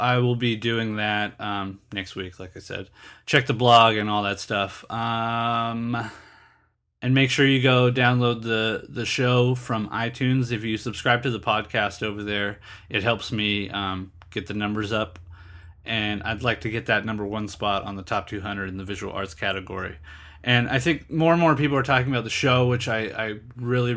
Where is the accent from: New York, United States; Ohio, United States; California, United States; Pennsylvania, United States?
California, United States; East County; I grew up in the East County.